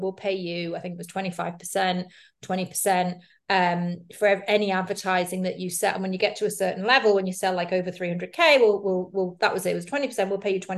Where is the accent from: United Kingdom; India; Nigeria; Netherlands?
United Kingdom; accent: British; moved away as an adult; now in Madrid, Spain; I'm British. You can probably tell by the accent, although some people think I'm Irish or Australian, mainly Americans